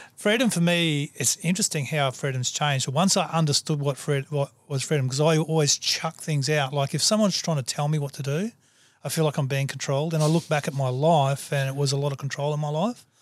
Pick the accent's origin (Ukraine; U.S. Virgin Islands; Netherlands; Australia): Australia; I'm a human before I'm an Aussie